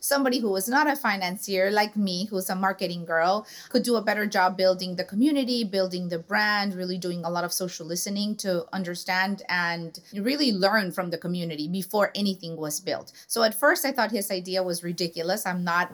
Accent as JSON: {"language": "English", "town": "Tijuana", "region": "Baja California", "country": "Mexico", "tie": "born or raised there", "said": "we lived in the border. I'm a border girl. I'm from Tijuana."}